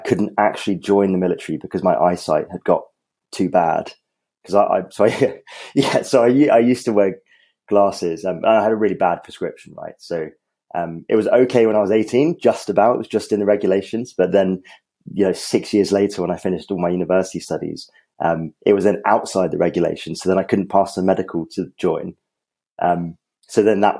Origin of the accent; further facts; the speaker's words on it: Colchester, East of England, United Kingdom; I grew up in Colchester, which is where the parachute regiment is based